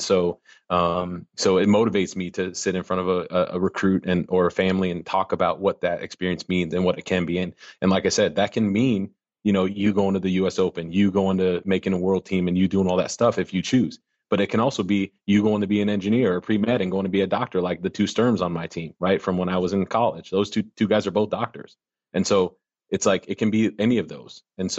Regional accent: Arkansas, United States; And now we just got to, and I'm from Arkansas, right? So don't kid yourself.

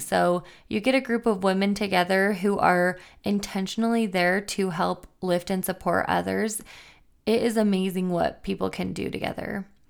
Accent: Logan, Utah, United States; I grew up in Logan, Utah

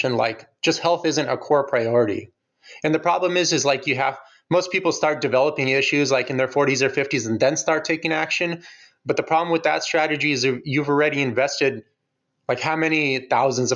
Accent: Ukraine; I'm from Ukraine

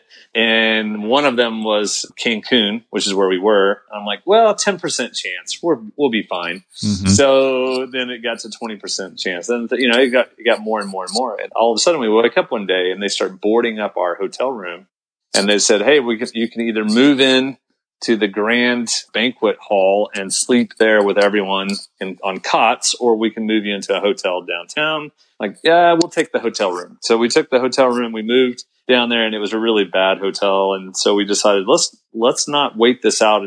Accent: United States; a American Christian

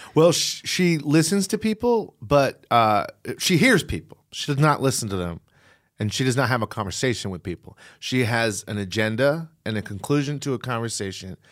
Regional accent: Virginia, United States; moved away; I grew up in Virginia

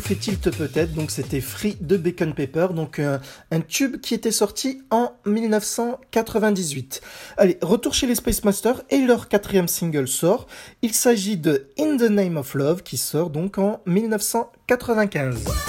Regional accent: France; also born or lived in Nice; chez nous en France

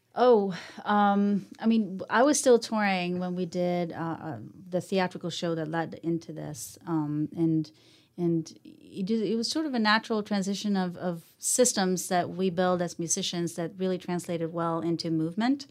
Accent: Sweden; now in New Orleans, United States; I'm originally from Sweden, um, been, I've been here now since the nineties

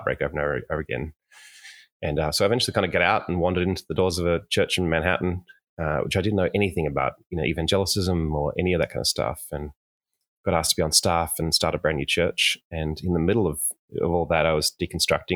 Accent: Sydney, New South Wales, Australia; I was born in Sydney, Australia

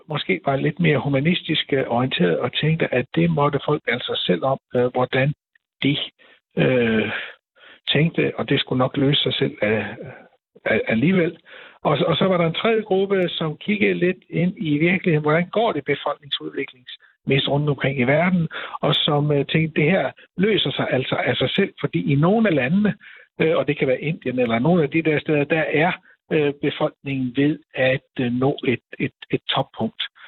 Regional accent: Denmark

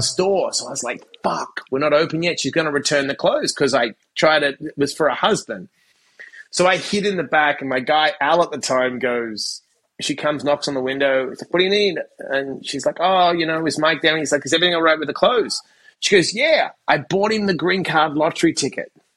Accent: Perth, Western Australia, Australia; moved away as an adult; also born or lived in Sydney; I graduated high school and I moved from Perth to Sydney

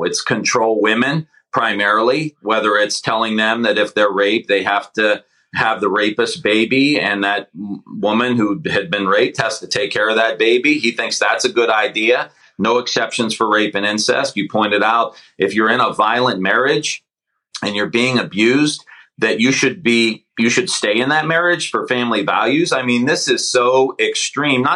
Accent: Mahoning Valley, Ohio, United States; I'm from the Mahoning Valley

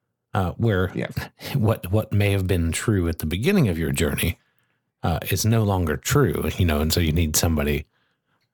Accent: United States; we're American

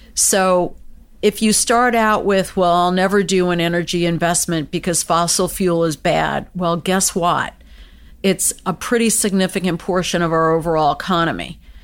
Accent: United States; I was born and raised in the United States

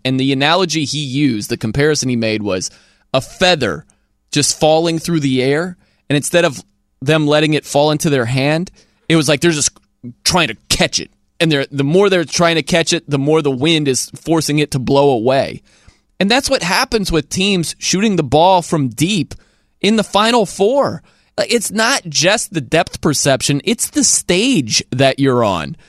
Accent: South Bend, Indiana, United States; I'm from South Bend, Indiana

